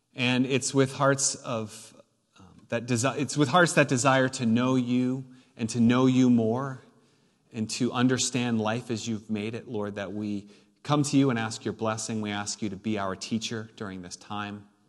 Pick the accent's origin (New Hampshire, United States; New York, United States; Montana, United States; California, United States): New Hampshire, United States; I was born and raised in New Hampshire.